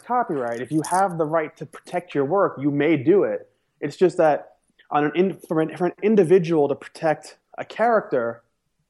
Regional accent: New York, United States; I'm from New York

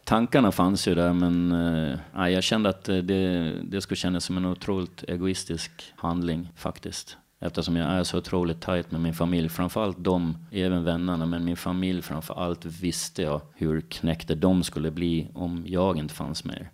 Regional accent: Visby, Gotland, Sweden; also born or lived in Follingbo; Jag är född och uppvuxen på Gotland i Visby

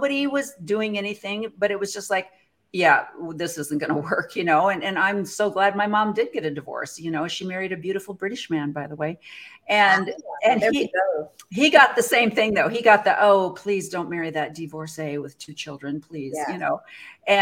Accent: Midwest, United States; I came from the Midwest Methodist, like you, where we're raised

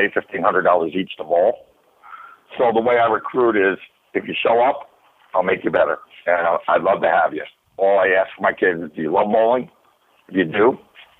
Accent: New York, United States; moved away as an adult; also born or lived in California; I come from New York

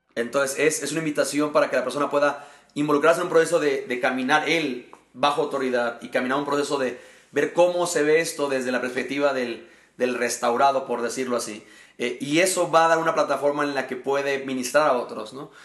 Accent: Mexico; also born or lived in Querétaro, Mexico; soy eh, mexicano y actualmente sirvo a Dios pastoreando la iglesia Horizonte Querétaro aquí en la ciudad de Querétaro, México

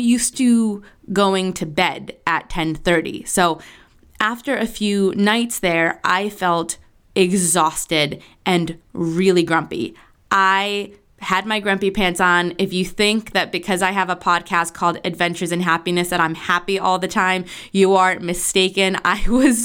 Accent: Argentina; moved away; I was born in Argentina, so I have all of my aunts and my uncles and my cousins and my second cousins and my great aunts and uncles. They're all there.

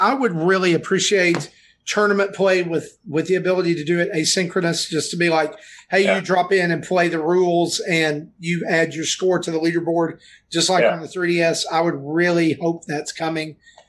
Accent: the South, United States; I'm from the South

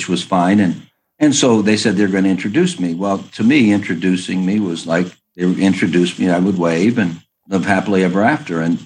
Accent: Berea, Ohio, United States; also born or lived in Youngstown, Ohio; I grew up in Ohio

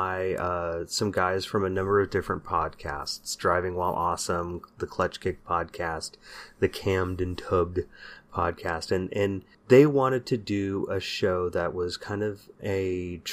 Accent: Bay Area, California, United States; growing up in the Bay Area in the 80s and 90s

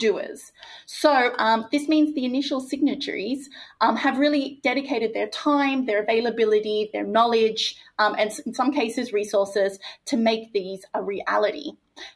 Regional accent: Australia; my home country of Australia

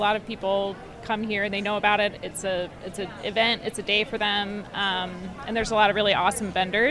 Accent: Indianapolis, Indiana, United States; also born or lived in Bloomington, Indiana; I'm from Indianapolis, but spent a lot of time in Bloomington growing up.

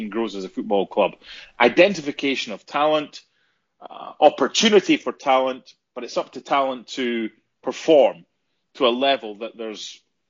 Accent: Scotland, United Kingdom; being a Hearts fan, if it's being Scottish

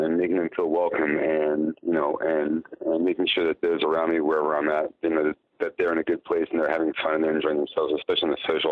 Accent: York, Pennsylvania, United States; moved away as an adult; also born or lived in Washington, D.C. area / Virginia / Bethesda, Maryland / Miami Beach, Florida; now in Chicago, United States; I grew up in York, Pennsylvania.

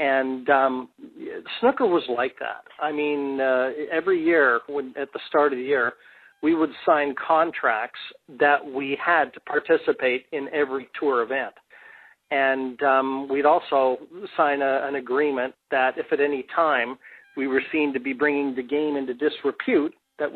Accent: Canada; moved away as an adult; also born or lived in England; I came from Canada

